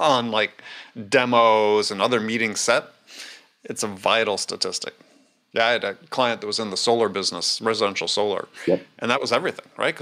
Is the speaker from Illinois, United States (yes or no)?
no; Madison, Wisconsin, United States; I'm from Madison